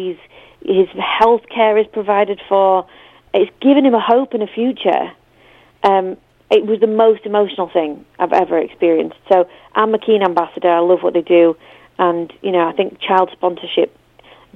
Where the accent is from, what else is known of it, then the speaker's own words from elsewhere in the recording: United Kingdom; I'm too British